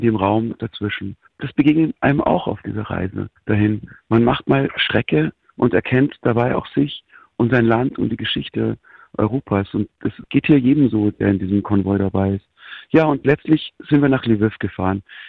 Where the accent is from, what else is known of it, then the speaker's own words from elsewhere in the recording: Germany; ich als Deutscher